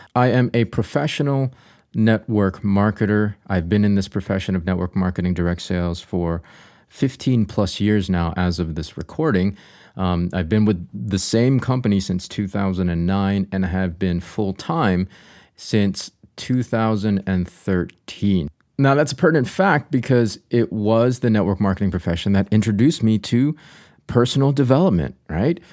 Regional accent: North Carolina, United States; dear friends of mine that I grew up with here in North Carolina

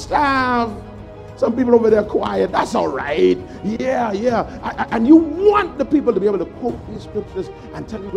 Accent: Nassau, New Providence, Bahamas; I grew up in the Grove. I grew up in Angleston

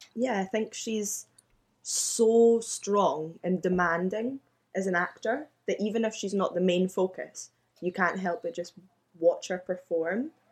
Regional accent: Glasgow, Scotland, United Kingdom; born and raised in Glasgow

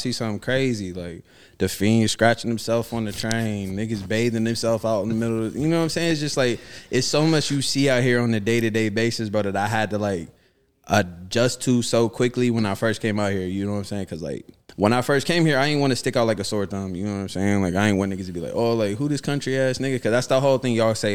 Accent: Columbus, Ohio, United States; moved away as an adult; now in New York, United States; I'm from Columbus, Ohio

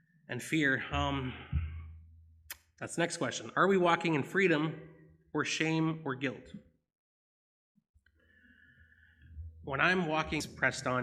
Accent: Binscarth, Manitoba, Canada; I'm from Binscarth by Russell

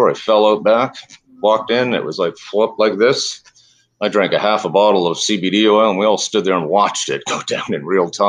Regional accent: Canada; moved away; I came from Canada just as they legalized marijuana.

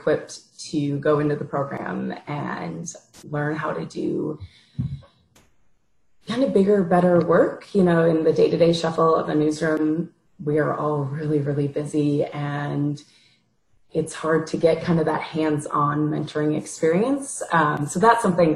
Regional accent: Minneapolis, Minnesota, United States; moved away as an adult; also born or lived in Wisconsin; I'm originally from the Midwest. I'm from the Twin Cities area

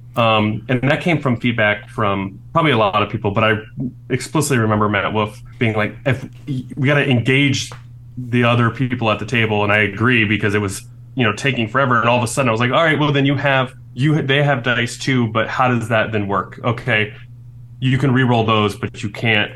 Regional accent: Chattanooga, Tennessee, United States; I was born in Chattanooga

